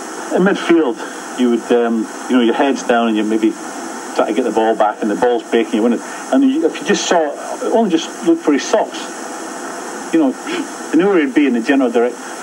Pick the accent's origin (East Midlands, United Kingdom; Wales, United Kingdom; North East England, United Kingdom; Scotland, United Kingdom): Scotland, United Kingdom; Edinburgh; I'm from Edinburgh, so I used to do the hour's journey every day